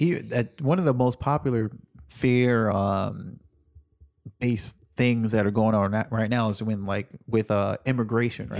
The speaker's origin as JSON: {"language": "English", "town": "New York City", "region": "New York", "country": "United States", "tie": "born or raised there", "lives_now": "Bronx, United States", "said": "I grew up in Queens"}